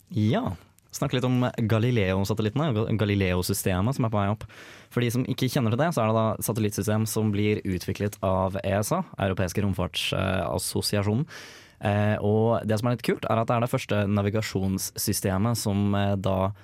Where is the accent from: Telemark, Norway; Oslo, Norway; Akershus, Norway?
Oslo, Norway; moved away; Jeg kommer fra Oslo